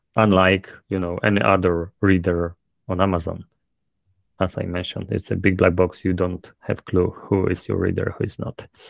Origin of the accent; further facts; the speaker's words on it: Poland; accent: thick Polish; English is a second language; my thick polish accent